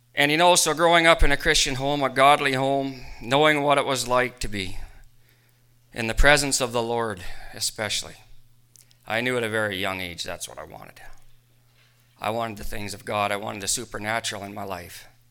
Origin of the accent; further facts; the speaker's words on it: Rocanville, Saskatchewan, Canada; I left my hometown of Rocanville